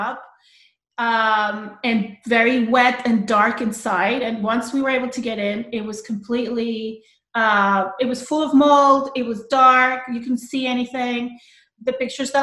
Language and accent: English; Colombia; moved away as an adult; also born or lived in New York City; now in Long Island, United States; I was born in Colombia